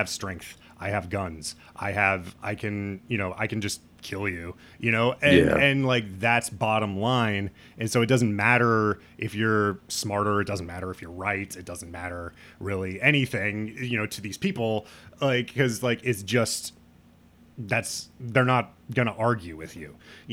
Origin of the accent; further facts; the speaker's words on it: Midwest, United States; I'm from the Midwest